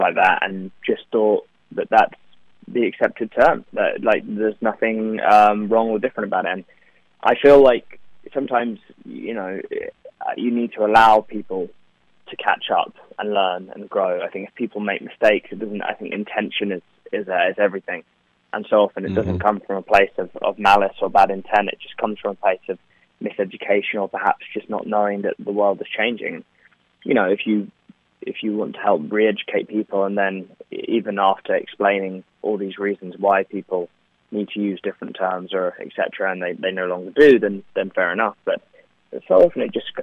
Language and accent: English; London, United Kingdom; accent: Cockney; now in Los Angeles, United States; my accent is the kind of stereotypical British accent, or yeah, the Cockney English accent